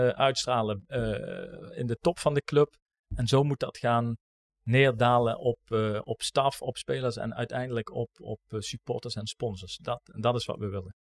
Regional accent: Maastricht, Limburg, Netherlands; als Maastrichtenaar binnen Roda

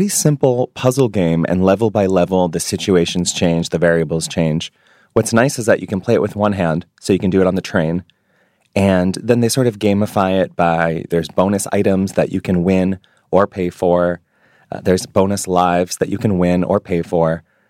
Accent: New York, United States; moved away; I've really pegged my identity to being a Jewish New Yorker.

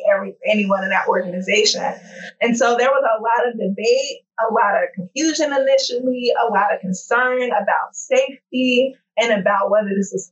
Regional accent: St. Louis, Missouri, United States; moved away; I'm born and raised in St. Louis. I'm from St. Louis. I consider it my hometown

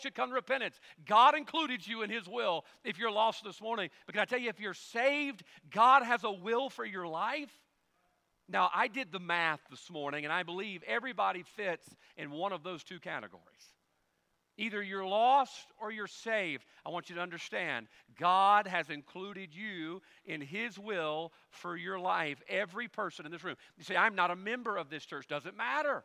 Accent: Carson, Mississippi, United States; also born or lived in Ponte Vedra Beach, Florida; When we moved from Ponte Vedra Beach, Florida, all the way back to the backwoods of Carson, Mississippi

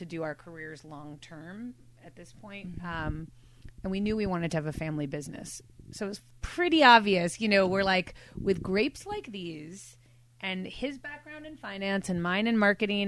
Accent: New York City, New York, United States; now in Bay Area, United States; I grew up in New York City

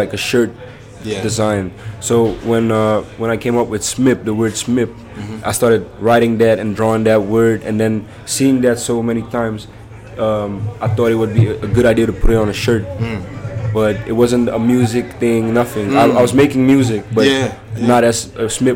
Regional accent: Amsterdam, North Holland, Netherlands; I'm from Amsterdam

